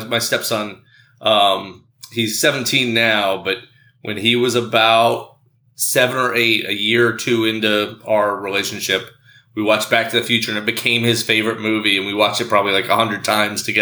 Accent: Baltimore, Maryland, United States; I grew up here in the Baltimore area

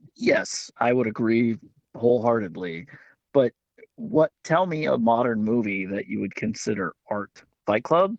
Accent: West Virginia, United States; I'm from West Virginia

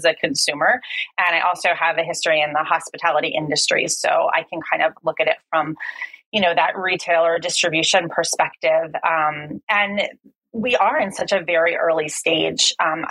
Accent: New Jersey, United States; moved away as an adult; also born or lived in East Coast, United States; now in Finland; I'm originally from New Jersey

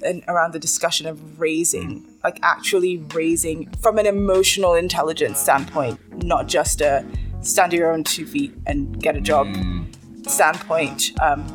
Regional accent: Nigeria; as a Nigerian woman

